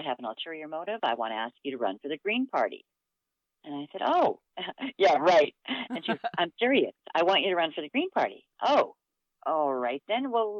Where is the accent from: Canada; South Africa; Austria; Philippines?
Canada; Muskeg Lake Cree Nation, Saskatchewan; also born or lived in Edmonton; now in Calgary, Canada; I come from Muskeg Lake Cree Nation in Saskatchewan. My reserve is in Treaty 6, just halfway between Saskatoon and Prince Albert.